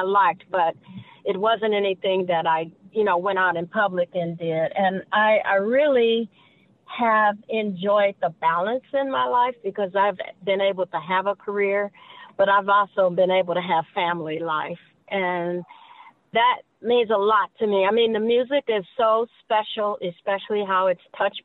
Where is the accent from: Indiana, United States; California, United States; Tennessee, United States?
Indiana, United States; Gary; I grew up in a musical family in church in Gary, Indiana